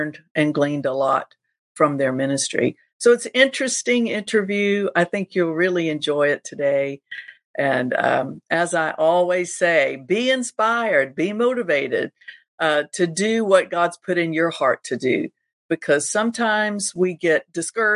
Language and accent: English; Panama City Beach, Florida, United States; moved away; Pastor Beachside Fellowship Miracle Center in Panama City Beach, Florida. And of course, that's my hometown.